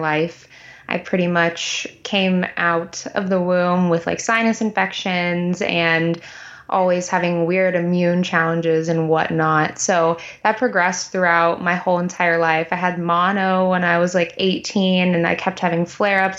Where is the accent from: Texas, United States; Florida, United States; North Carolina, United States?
Texas, United States; I'm from Texas.